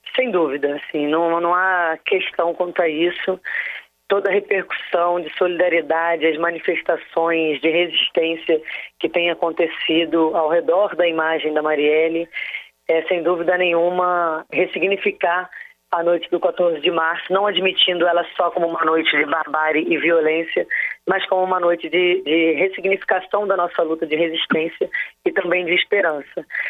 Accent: Rio de Janeiro, Brazil; moved away; enquanto carioca

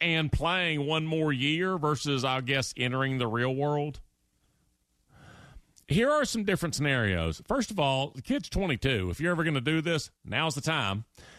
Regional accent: Louisiana, United States; I'm from Louisiana, and I started at quarterback for LSU in a home game

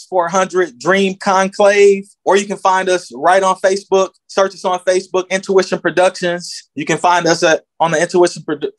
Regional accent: Milwaukee, Wisconsin, United States; also born or lived in Madison; I'm originally from Milwaukee

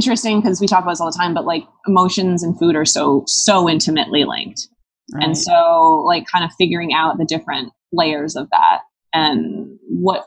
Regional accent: Rhinebeck, New York, United States; also born or lived in Vermont; My family moved to like the Rhinebeck area when I was like 4.

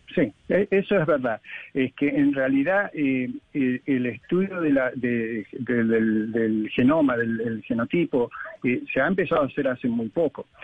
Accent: Argentina; moved away; yo soy argentino

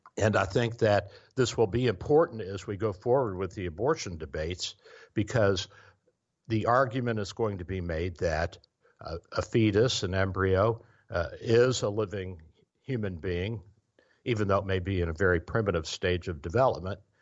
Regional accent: Kentucky, United States; born or raised there

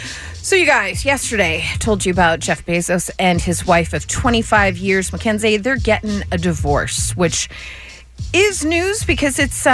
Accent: England, United Kingdom; We've had it explained to us, so it's cool, but we don't really understand it as English people.

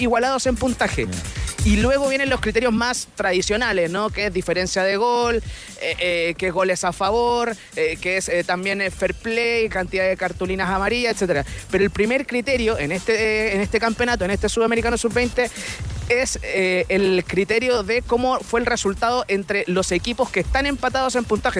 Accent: San Antonio, Valparaíso, Chile; soy de San Antonio.

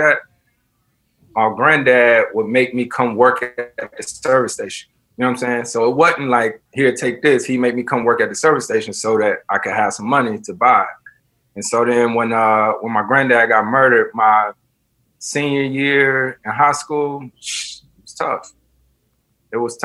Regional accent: right outside of Winston-Salem, North Carolina, United States; moved away; it's literally right outside Winston, so that's where my high school was and everything. That's where I grew up. That's home

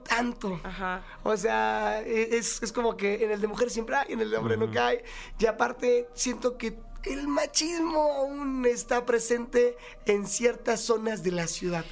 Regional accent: Monterrey, Nuevo León, Mexico; Soy de provincia, soy de Monterrey, Nuevo León

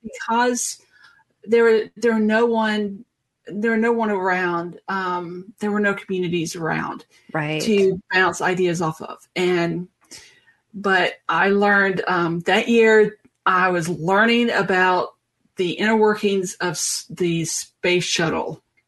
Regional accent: the South, United States; I'm from the South. We eat grits.

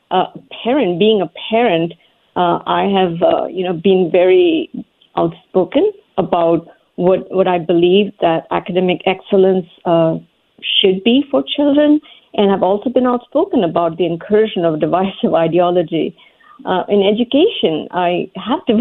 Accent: India; moved away as an adult; now in United States; I grew up in India

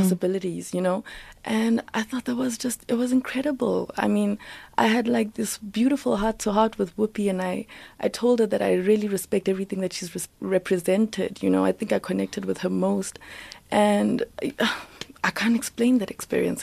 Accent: South Africa; I'm black, I'm South African, I'm African

